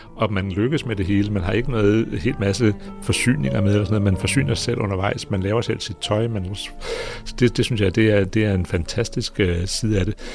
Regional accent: Greenland; Jeg er geolog, og jeg kommer fra Grønland

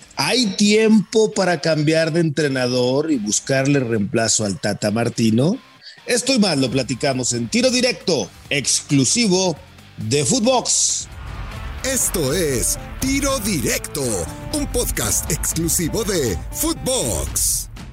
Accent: Mexico

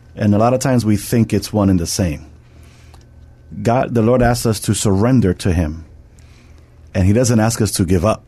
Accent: New York, United States; I'm from New York

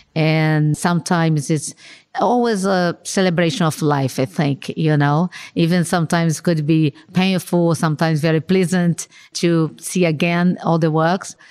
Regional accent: Rio de Janeiro, Brazil; I was born in Rio de Janeiro, no? And grew up there and, and works and lives there.

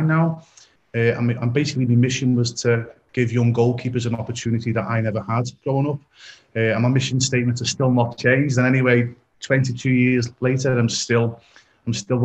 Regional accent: Liverpool, North West England, United Kingdom; I'm originally from Liverpool, England

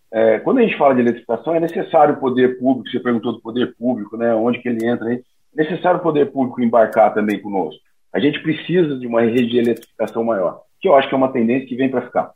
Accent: interior of Paraná, Brazil; moved away; eu venho do interior do Paraná, de uma cidade bem pequenininha

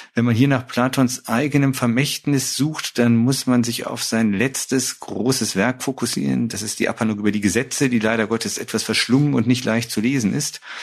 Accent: Düsseldorf, North Rhine-Westphalia, Germany; ich bin groß geworden in dem Süden Düsseldorfs

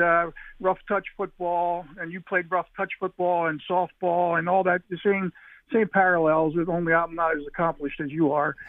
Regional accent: Delaware County, Pennsylvania, United States; I'm from Delco

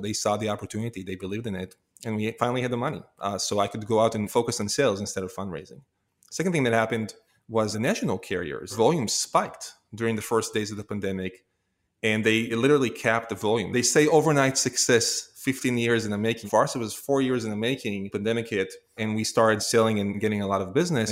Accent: Israel; moved away as an adult; now in United States; I was born and raised in Israel

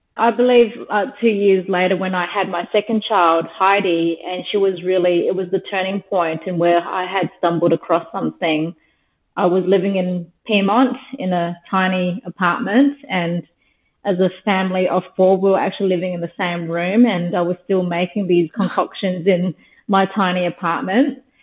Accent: Darwin, Northern Territory, Australia; now in Sydney, Australia; I was born and raised in Darwin, the Northern Territory

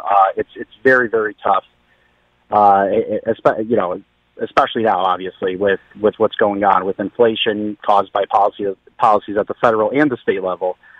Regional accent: Bristol, Connecticut, United States; I come from Bristol

